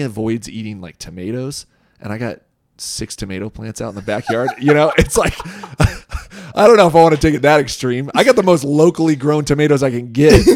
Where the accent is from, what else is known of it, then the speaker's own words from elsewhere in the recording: Boise, Idaho, United States; I grew up here in Boise.